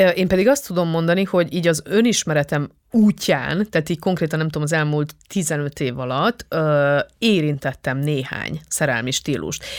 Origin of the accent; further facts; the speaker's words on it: Transylvania, Romania; Erdélyből származom, tehát magyar osztályba jártam